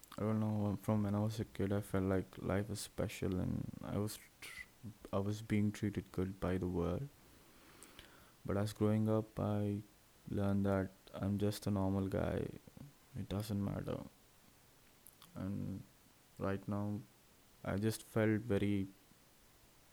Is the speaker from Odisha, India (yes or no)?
no; Hyderabad, Telangana, India; also born or lived in Tenali, Andhra Pradesh / Guntur, Andhra Pradesh / Chirala, Andhra Pradesh; now in Visakhapatnam, India; I'm from India, Andhra Pradesh state, and in there, a little place called Tenali. I was born over there, and I lived my life in Guntur, which is 21 kilometers away, till my fourth standard, and then I went to Hyderabad